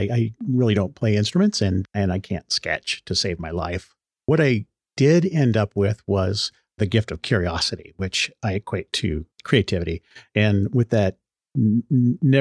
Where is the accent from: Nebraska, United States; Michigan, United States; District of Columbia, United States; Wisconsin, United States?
Nebraska, United States; Omaha; I was born in Omaha, Nebraska.